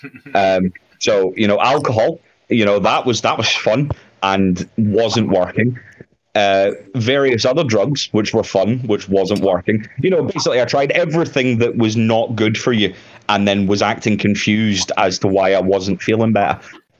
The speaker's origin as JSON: {"language": "English", "region": "Scotland", "country": "United Kingdom", "said": "I'm Scottish"}